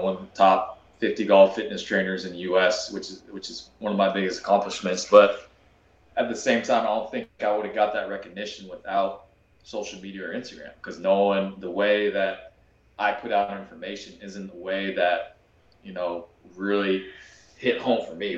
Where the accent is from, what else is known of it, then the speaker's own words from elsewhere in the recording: Kansas, United States; I grew up in Kansas